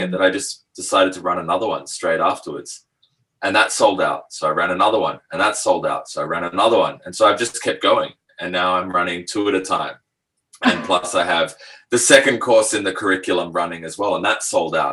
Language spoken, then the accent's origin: English; Australia; also born or lived in France / Asia; I was born in France, but grew up in Australia.